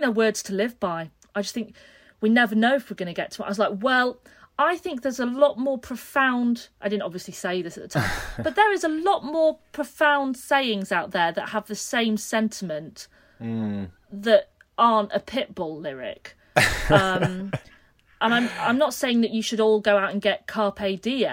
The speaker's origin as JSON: {"language": "English", "area": "a smaller town near Leeds", "region": "Yorkshire and the Humber", "country": "United Kingdom", "tie": "born or raised there", "moved": "yes", "lives_now": "Brighton, United Kingdom", "said": "we came back to my hometown"}